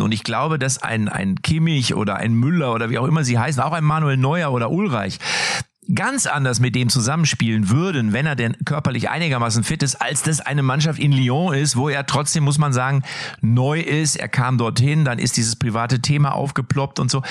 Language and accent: German; North Rhine-Westphalia, Germany; bei uns hier in NRW, wo ich herkomme